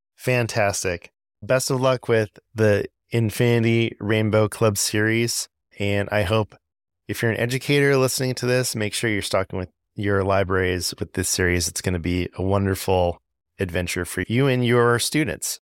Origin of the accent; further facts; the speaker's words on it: Southern California, United States; moved away as an adult; now in Georgia, United States; I'm originally from Southern California